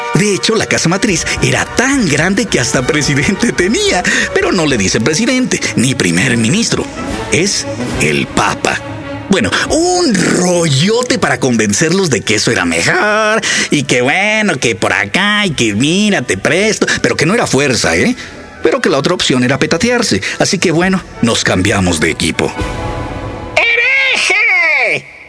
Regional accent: Mexico; como mexicanos orgullosos

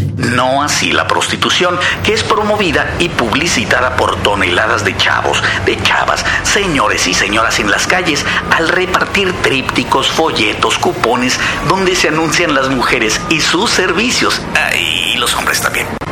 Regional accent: Mexico

